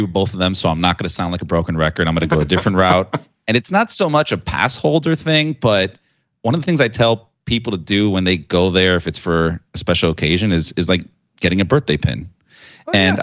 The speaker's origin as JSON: {"language": "English", "region": "South Florida", "country": "United States", "said": "We're we're from South Florida"}